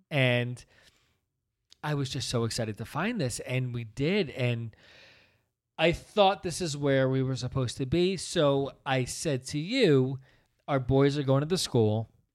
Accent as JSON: {"language": "English", "town": "Princeton", "region": "New Jersey", "country": "United States", "tie": "born or raised there", "said": "we grew up in the Princeton area"}